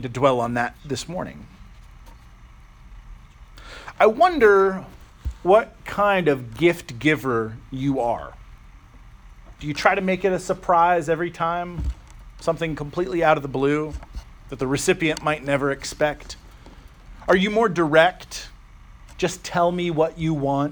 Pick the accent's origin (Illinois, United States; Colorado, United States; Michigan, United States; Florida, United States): Florida, United States; Jacksonville; now in Poulsbo, United States; I grew up in Florida, about a block away from the Atlantic Ocean